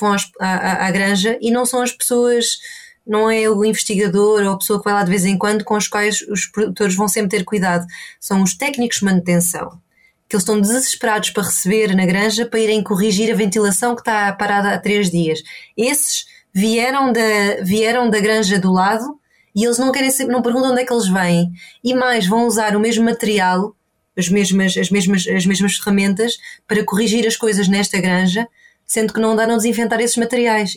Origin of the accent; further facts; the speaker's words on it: Portugal; also born or lived in Ireland; now in Inverness, United Kingdom; cresci em Portugal, perto do mar também.